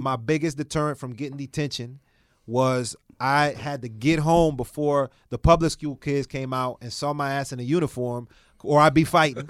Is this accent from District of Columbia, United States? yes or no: yes; Washington, District of Columbia, United States; was born in Washington, D C